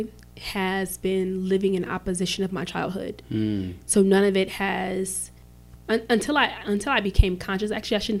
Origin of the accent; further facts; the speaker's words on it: Chicago, Illinois, United States; I grew up in the Chicago Housing Projects, 45th and State